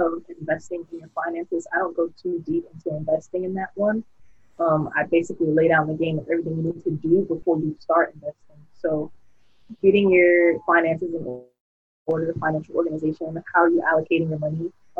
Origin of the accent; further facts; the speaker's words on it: Miami, Florida, United States; moved away; I'm originally from South Florida, Miami, 3 to 5